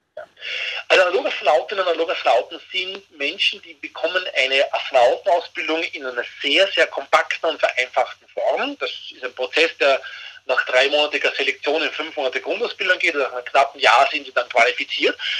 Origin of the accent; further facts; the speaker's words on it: Austria; als Österreicher